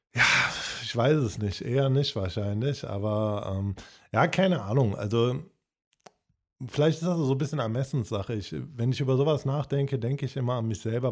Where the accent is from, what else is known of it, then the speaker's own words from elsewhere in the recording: Cologne, North Rhine-Westphalia, Germany; Bei uns in Köln